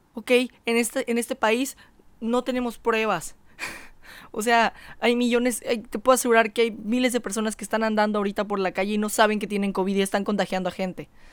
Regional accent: Mexico

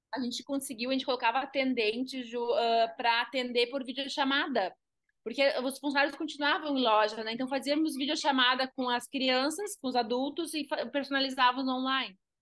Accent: Carazinho, Rio Grande do Sul, Brazil; moved away as an adult; now in Gramado, Brazil; Sou do interior do Rio Grande do Sul, né? Eu sou de Carazinha, 400 quilômetros daqui

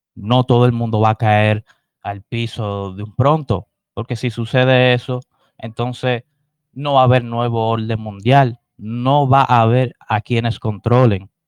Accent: Dominican Republic

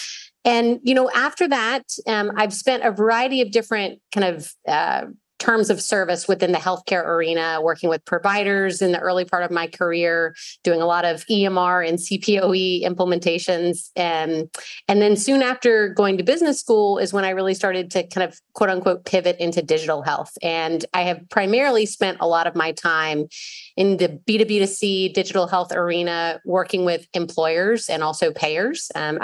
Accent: the South, United States; accent: Southern; As much as I feel like my Southern accent has gone away, there's certain words and then certain times, like when I talk to my mother on the phone.

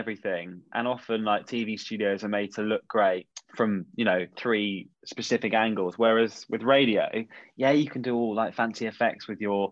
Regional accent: Somerset, South West England, United Kingdom; I grew up in Somerset

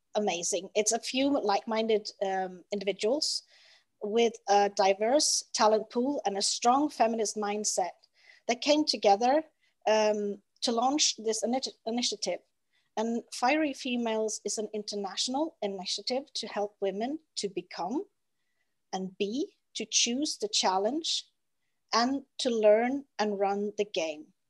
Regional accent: Norway; English is a second language; I'm Norwegian, so my English is not my first language

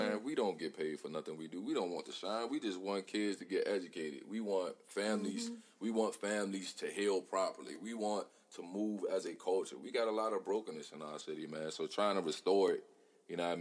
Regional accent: Hopewell, United States; I come from Hopewell. I come from this neighborhood right here

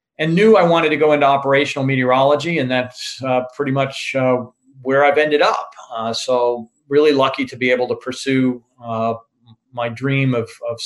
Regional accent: Vermont, United States; moved away as an adult; also born or lived in Charlotte, North Carolina; I grew up in Vermont

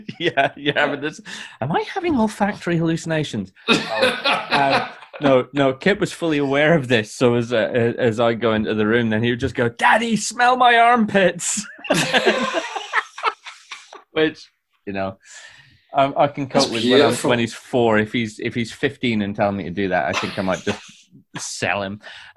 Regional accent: Scotland, United Kingdom; No, face it. It's just the smell of being Scottish.

